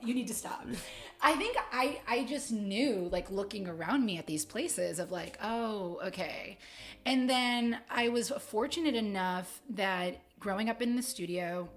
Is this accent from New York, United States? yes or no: yes; Utica, New York, United States; now in Greensboro, United States; I'm from upstate New York. I was born in Utica. Shout out 315